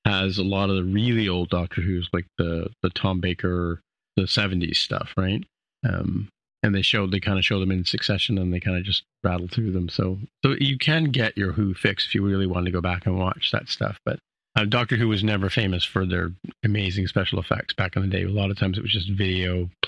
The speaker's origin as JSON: {"language": "English", "country": "United Kingdom", "moved": "yes", "lives_now": "Canada", "said": "I'm not really British anymore. I'm now Canadian, right?"}